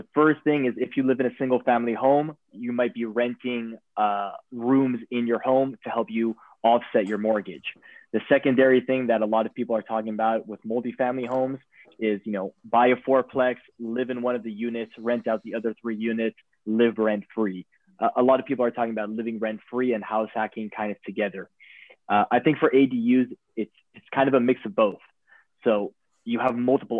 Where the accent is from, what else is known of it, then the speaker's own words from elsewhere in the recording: Los Angeles, California, United States; also born or lived in Copenhagen; I'm born and raised in Los Angeles